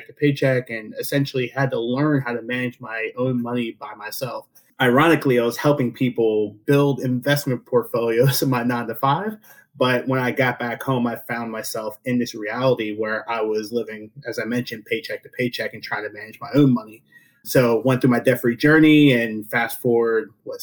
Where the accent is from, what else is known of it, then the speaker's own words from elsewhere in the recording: rural central Pennsylvania, United States; after, you know, 13 years of going from home to home, I settled in a small town in rural Pennsylvania, middle of Pennsylvania, right below where State College is